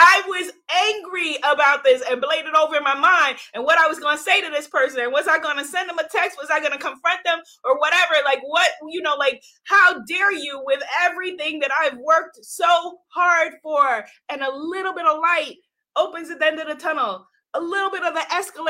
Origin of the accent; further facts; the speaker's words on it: New York, United States; I grew up in a home in New York with running water, with two parents